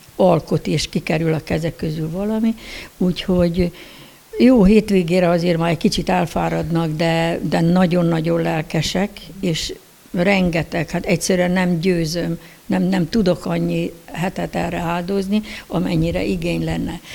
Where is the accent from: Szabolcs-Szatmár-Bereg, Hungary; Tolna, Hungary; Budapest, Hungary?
Tolna, Hungary; Decs; Decsen, igen, Decsen születtem